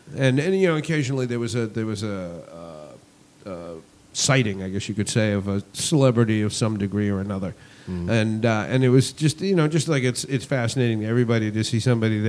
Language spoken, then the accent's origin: English; Massachusetts, United States; moved away; I'm originally from Massachusetts. I'm a masshole behind the wheel.